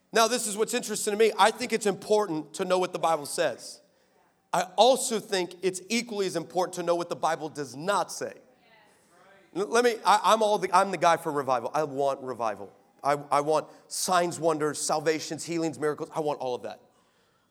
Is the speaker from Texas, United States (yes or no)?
yes; Texas, United States; now in California, United States; I live in California, but I'm from Texas. I spent most of my life in Texas